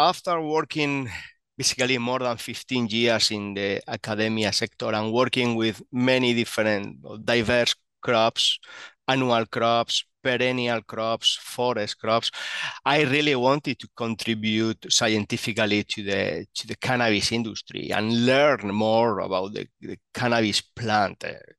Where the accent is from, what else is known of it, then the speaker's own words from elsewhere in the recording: Spain; So let me start about my origins. I'm actually from Spain.